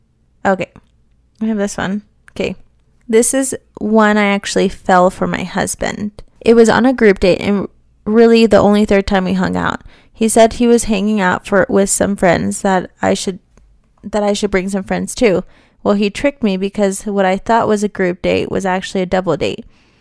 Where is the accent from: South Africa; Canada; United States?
United States; Las Vegas, Nevada; I'm from Vegas. It's bloody hot out there.